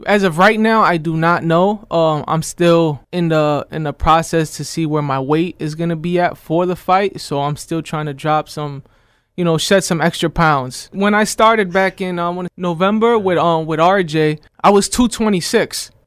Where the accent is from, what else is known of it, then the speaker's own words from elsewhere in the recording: Scranton, Pennsylvania, United States; I'm from Scranton, P A, originally, born and raised.